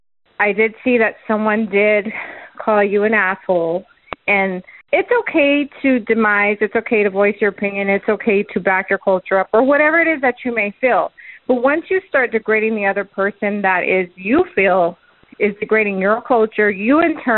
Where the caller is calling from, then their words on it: San Diego, California, United States; I'm calling from San Diego. As a Hispanic woman, I don't take offense to it because I'm Mexican-American.